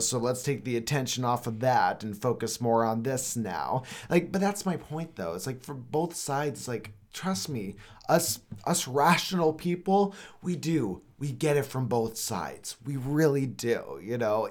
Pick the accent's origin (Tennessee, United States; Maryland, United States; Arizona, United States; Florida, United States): Arizona, United States; also born or lived in Los Angeles; I grew up here in Arizona